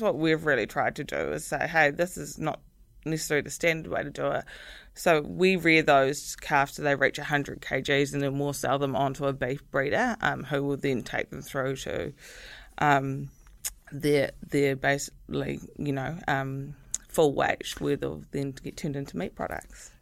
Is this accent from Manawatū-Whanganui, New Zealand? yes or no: yes; Manawatū-Whanganui, New Zealand; moved away as an adult; I'm originally from the Manawatu.